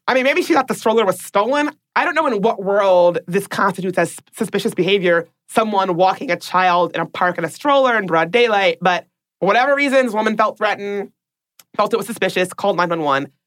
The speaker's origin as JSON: {"language": "English", "town": "Washington", "region": "District of Columbia", "country": "United States", "tie": "born or raised there", "said": "my hometown of Washington, D.C."}